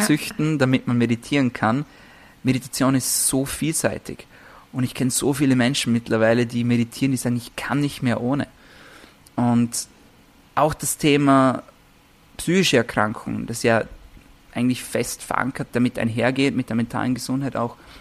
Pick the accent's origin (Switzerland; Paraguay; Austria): Austria; Vorarlberg; ich komme aus Vorarlberg, ist noch ein bisschen eine, eine, ländliche Gegend